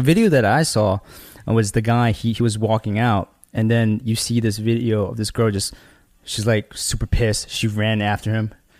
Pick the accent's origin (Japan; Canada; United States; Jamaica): United States; New York; Grand Street Station, which is, like, located in Chinatown, you know, where we grew up?